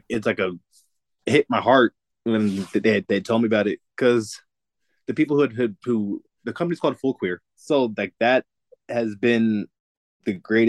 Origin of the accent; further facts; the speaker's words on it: Las Vegas, Nevada, United States; I'm born and raised in Vegas.